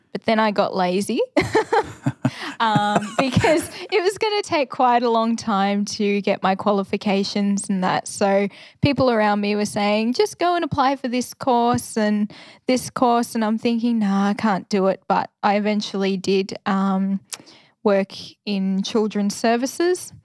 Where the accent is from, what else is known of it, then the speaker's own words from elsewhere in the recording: Ballarat, Victoria, Australia; also born or lived in Bendigo / Wodonga / Alice Springs; I grew up in Ballarat